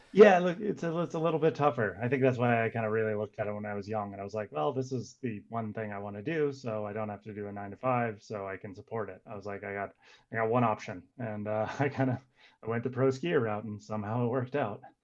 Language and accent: English; Santa Cruz, California, United States; also born or lived in Squaw Valley, California; I'm originally from Santa Cruz, California